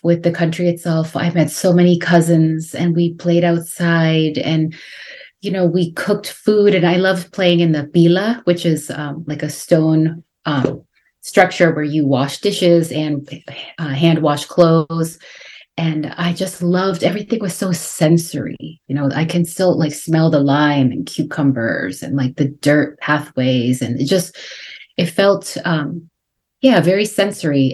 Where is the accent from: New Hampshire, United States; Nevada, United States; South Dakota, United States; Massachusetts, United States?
Massachusetts, United States; a suburb of Boston; also born or lived in Guatemala; even though we lived in a suburb of Boston in Massachusetts.